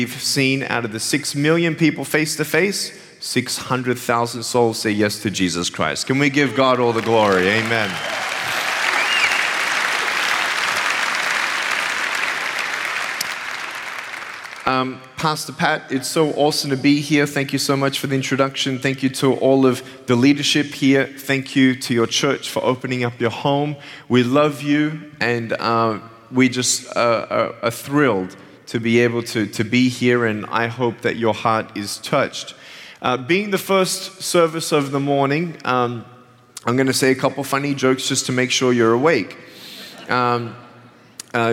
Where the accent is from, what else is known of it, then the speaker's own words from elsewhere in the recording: Australia; moved away; I'm originally from Australia, and I have an amazing family